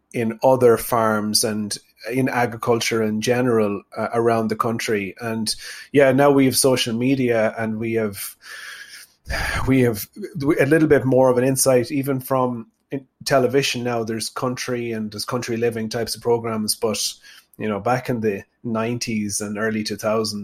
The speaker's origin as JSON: {"language": "English", "town": "Tubbercurry", "region": "Connacht", "country": "Ireland", "tie": "born or raised there", "said": "I'm from Sligo. I grew up on a small farm in a place called Chaffpool near Tubbercurry in South Sligo"}